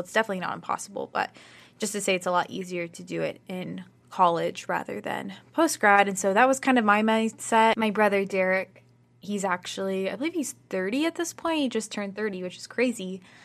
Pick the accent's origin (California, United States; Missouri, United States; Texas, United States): Texas, United States; also born or lived in Chicago, Illinois / New York City; I moved to Texas when I was literally, like, one years old. So I basically consider myself born and raised in Texas